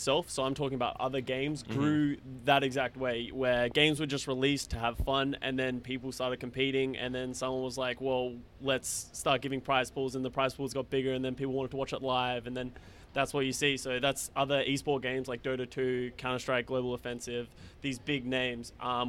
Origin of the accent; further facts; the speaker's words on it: Australia; moved away as an adult; also born or lived in Dallas; now in Los Angeles, United States; coming as an Australian